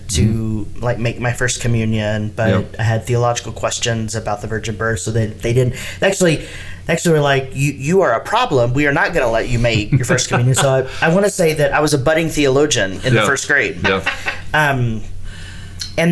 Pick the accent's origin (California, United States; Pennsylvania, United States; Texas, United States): Texas, United States; I grew up in Texas